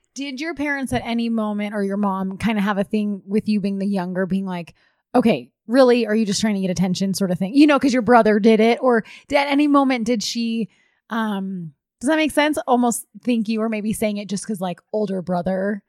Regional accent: East Coast, United States; moved away; I did not grow up L D S. I'm from the East Coast.

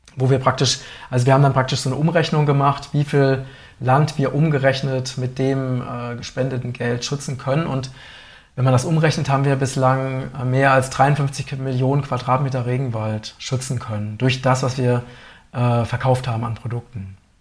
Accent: Germany; als Deutsche

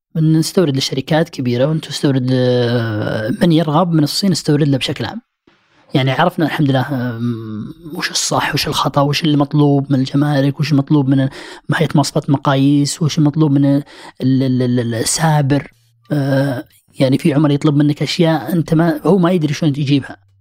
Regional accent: Saudi Arabia; احنا سعوديين

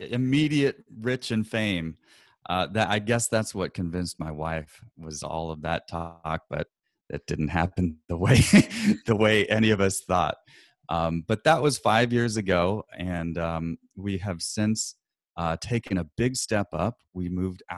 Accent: Portland, Oregon, United States; where I'm from Portland, Oregon

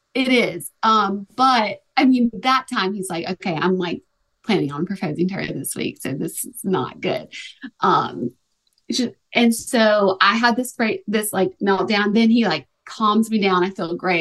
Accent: Tuscaloosa, Alabama, United States; moved away as an adult; also born or lived in Los Angeles; now in Nashville, United States; I'm from Alabama and I like, I'm from Tuscaloosa. I went to school, University of Alabama

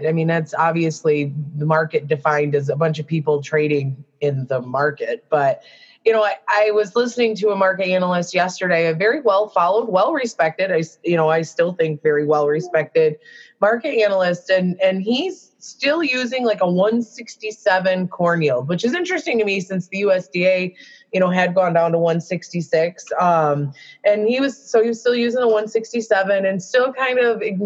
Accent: Michigan, United States; I'm from Michigan

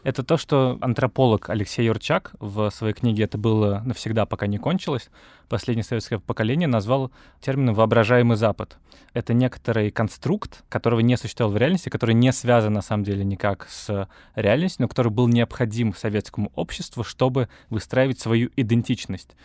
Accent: Moscow, Russia; я родился и вырос в Москве

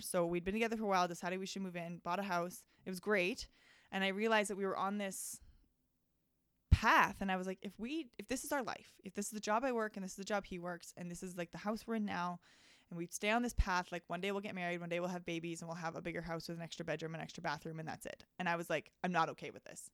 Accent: High River, Alberta, Canada; I grew up on High River, actually. So it's, like, thirty minutes south of Calgary

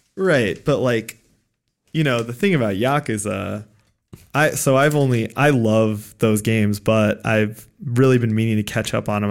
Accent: United States; as a American playing this game

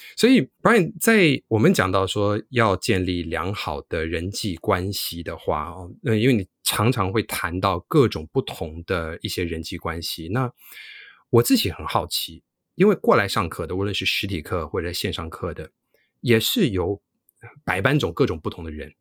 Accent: New York, United States; moved away; also born or lived in Taiwan / mainland China; 我自己虽然是在美国长大

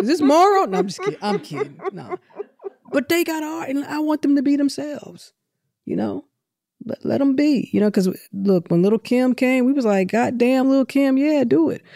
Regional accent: St. Louis, Missouri, United States; now in Atlanta, United States; I'm from Saint Louis.

